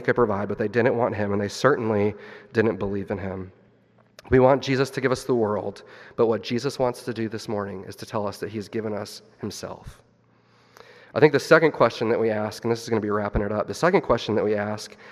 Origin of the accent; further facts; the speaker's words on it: Missouri, United States; my wife and I, we grew up in Missouri